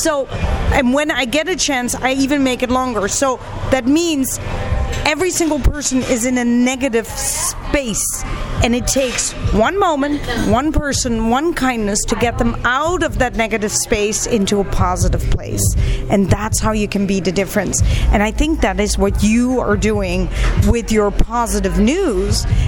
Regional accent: Netherlands; also born or lived in Pakistan; I got adopted by Dutch folks, and yes, I speak Dutch fluently. I flew from Pakistan all the way to Holland with this new family

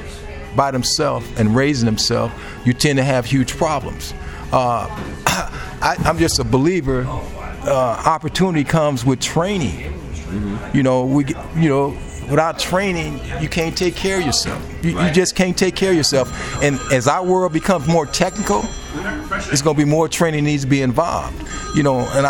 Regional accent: Chicago, Illinois, United States; I was raised in public housing. I grew up in Archer Courts

